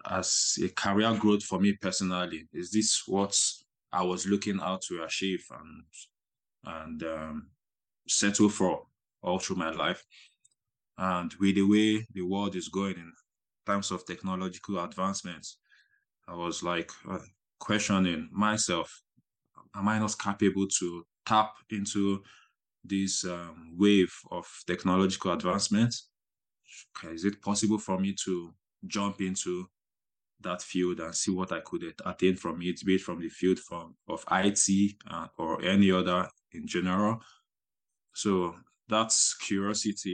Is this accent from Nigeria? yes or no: yes; Nigeria; moved away as an adult; now in Germany; I'm from Nigeria